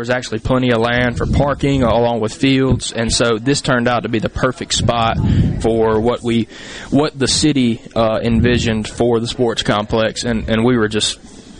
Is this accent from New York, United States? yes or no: no; Columbia, Mississippi, United States; I grew up in Columbia. I played rec ball at Dean Griner. My brother played rec ball at Dean Griner.